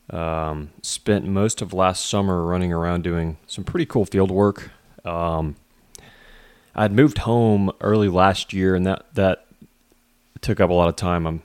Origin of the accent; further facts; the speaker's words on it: Texas, United States; It's a company I'm familiar with growing up in Southeast Texas.